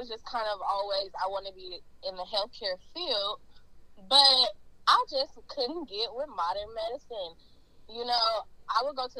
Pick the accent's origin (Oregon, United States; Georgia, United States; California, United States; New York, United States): Oregon, United States; Portland; I'm originally from Portland, Oregon. I have moved around because I just can't stay in one place